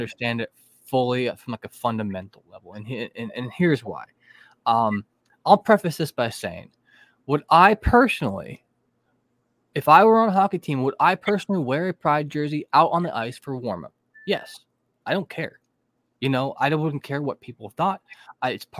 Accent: United States; as an American citizen

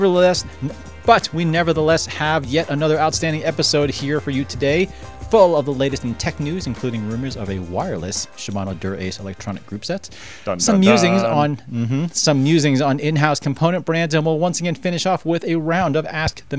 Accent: East Coast, United States; now in Colorado, United States; I grew up on the East Coast

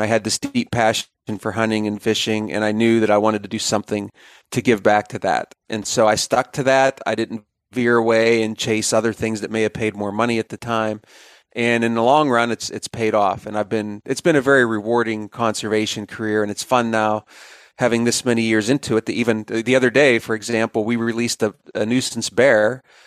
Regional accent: Pennsylvania, United States; moved away as an adult; also born or lived in Bismarck, North Dakota / Columbus, Ohio; I'm, I'm a native Pennsylvanian

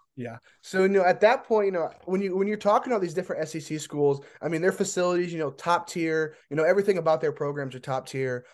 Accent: Indiana, United States; I'm from Indiana

